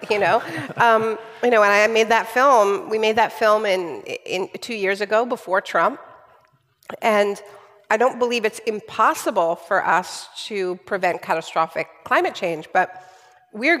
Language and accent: English; Canada; I'm Canadian